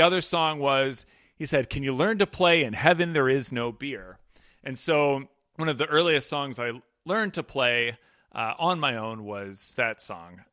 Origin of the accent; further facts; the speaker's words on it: Pennsylvania, United States; I'm from Pennsylvania and am part Polish